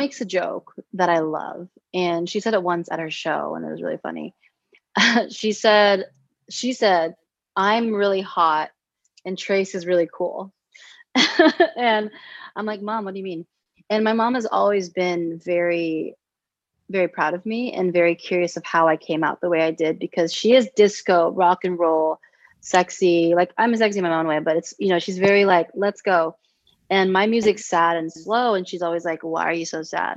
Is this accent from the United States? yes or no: yes; United States; I grew up, obviously, you know, American